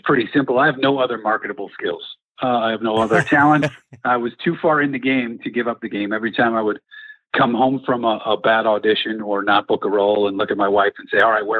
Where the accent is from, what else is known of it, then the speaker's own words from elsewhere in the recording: Chicago, Illinois, United States; I'm from Chicago